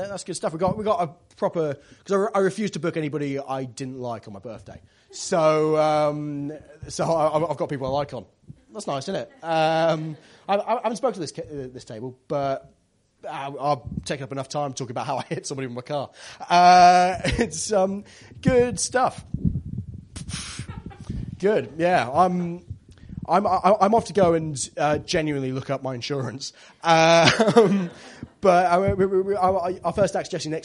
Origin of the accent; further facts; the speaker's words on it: Devon, South West England, United Kingdom; I come from Devon.